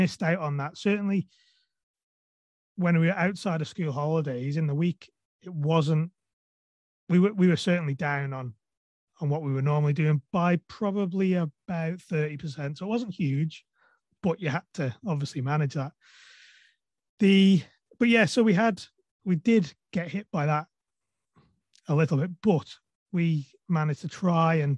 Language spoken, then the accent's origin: English; Isle of Man; I'm from the Isle of Man